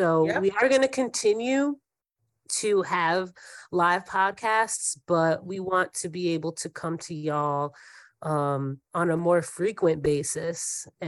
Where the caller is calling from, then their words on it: Brooklyn, New York, United States; Yes, I'm beaming in from Brooklyn, New York.